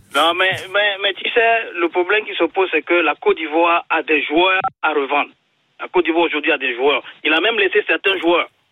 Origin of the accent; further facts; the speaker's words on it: Togo; je suis togolais